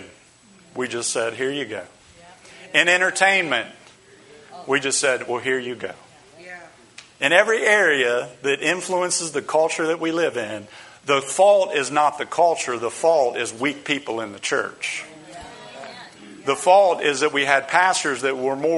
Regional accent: United States; we as American Christians

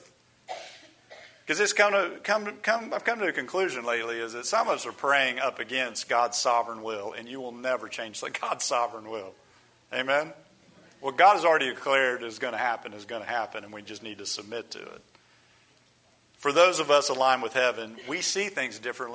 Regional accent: United States; we as American Christians

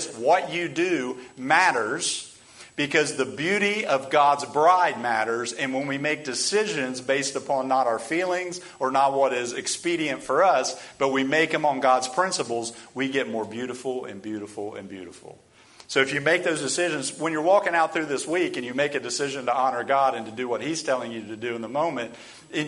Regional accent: United States; we as American Christians

